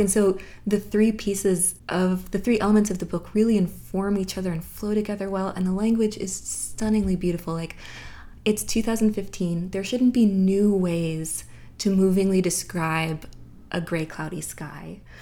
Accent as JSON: {"language": "English", "region": "the South", "country": "United States", "tie": "born or raised there", "also_born_or_lived": "Massachusetts", "moved": "as an adult", "said": "I grew up in the South"}